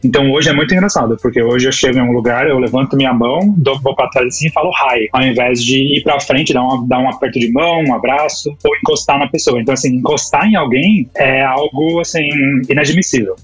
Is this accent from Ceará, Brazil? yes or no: no; São Paulo, Brazil; moved away as an adult; now in Canada; eu sou de São Paulo